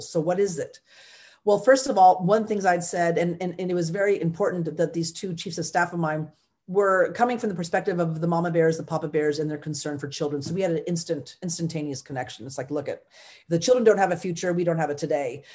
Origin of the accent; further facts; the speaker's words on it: California, United States; I am a Californian first and foremost